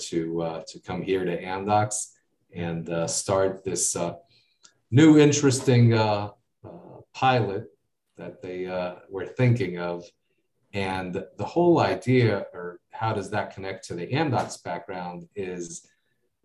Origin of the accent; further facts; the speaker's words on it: United States; accent: American; now in Israel; I grew up in the States